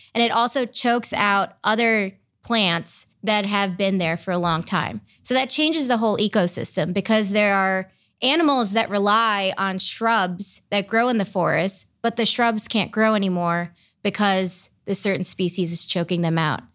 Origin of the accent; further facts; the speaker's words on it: Brecksville, Ohio, United States; also born or lived in India / Michigan / Cleveland, Ohio; now in Columbus, United States; I grew up in Brecksville